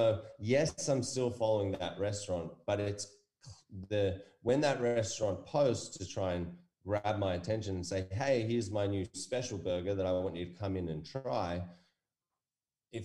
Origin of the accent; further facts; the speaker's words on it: United States; now in Australia; I was born in America